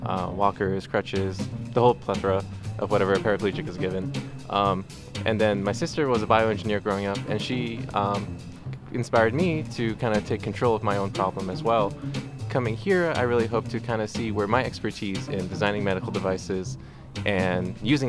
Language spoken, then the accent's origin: English; California, United States; also born or lived in Iran; I had a car accident when I was 3 years old in Iran, even though I was born here in California. And coming back here to California for my rehabilitation and treatment, I basically grew up in hospitals